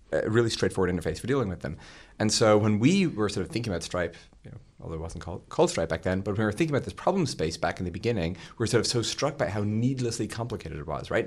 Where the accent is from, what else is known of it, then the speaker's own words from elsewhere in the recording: Ireland; moved away; when I was growing up in Ireland